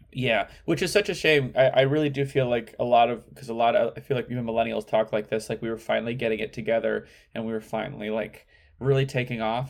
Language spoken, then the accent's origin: English; Midwest, United States; moved away; growing up in the Midwest